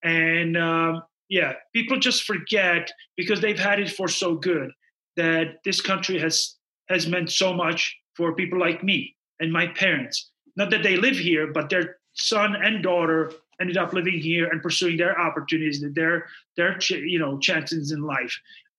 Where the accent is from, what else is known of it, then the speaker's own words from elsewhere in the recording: Czechia; now in United States; Czechoslovakia under communism was a great place to grow up